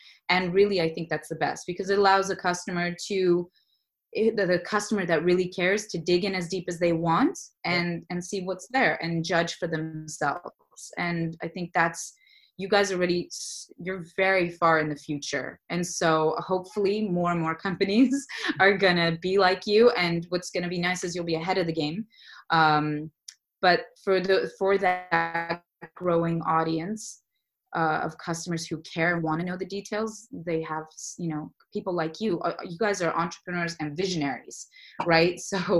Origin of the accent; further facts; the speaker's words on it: Saudi Arabia; also born or lived in Los Angeles, United States; I grew up in the Middle East in Saudi Arabia, And then I went to college and my career and my business in Los Angeles, California.